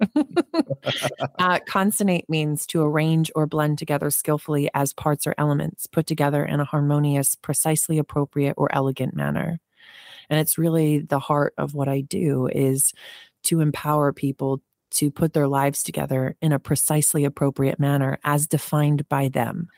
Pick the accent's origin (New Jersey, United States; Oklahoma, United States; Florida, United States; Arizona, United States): New Jersey, United States; I was born in Jersey. So, I grew up in a working class neighborhood